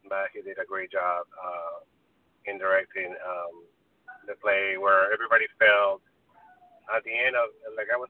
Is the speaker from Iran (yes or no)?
no; Peru; also born or lived in the Valley, Los Angeles; now in Los Angeles, United States; But I didn't grow up here. I grew up in Peru.